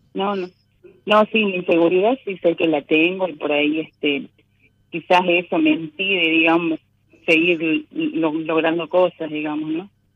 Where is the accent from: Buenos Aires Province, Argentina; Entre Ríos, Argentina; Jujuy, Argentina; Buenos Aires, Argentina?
Jujuy, Argentina; soy de Jujuy.